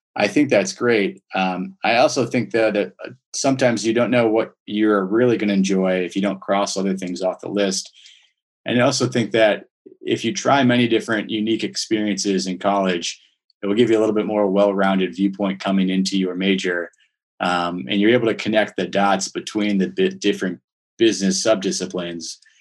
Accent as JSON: {"language": "English", "town": "Minneapolis", "region": "Minnesota", "country": "United States", "tie": "born or raised there", "said": "so I grew up in Minneapolis, Minnesota."}